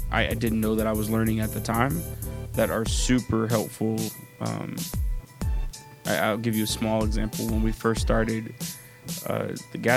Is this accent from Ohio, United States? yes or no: no; Atlanta, Georgia, United States; also born or lived in Los Angeles; I am from Atlanta, and that's where I spent my formative years. But I was born in Los Angeles